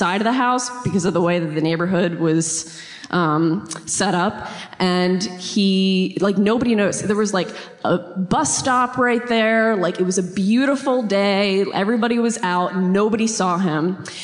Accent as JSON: {"language": "English", "town": "Newark", "region": "Delaware", "country": "United States", "tie": "born or raised there", "lives_now": "Wilmington, United States", "said": "I'm from Delaware."}